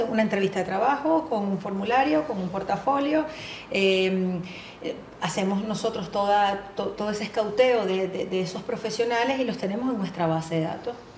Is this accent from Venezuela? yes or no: yes; Venezuela; moved away as an adult; atendiendo clientes transnacionales y locales en mi país, en Venezuela más de 20 años en esto